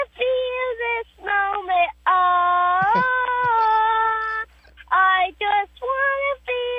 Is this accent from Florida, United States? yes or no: yes; Tampa, Florida, United States; I'm from Tampa Bay.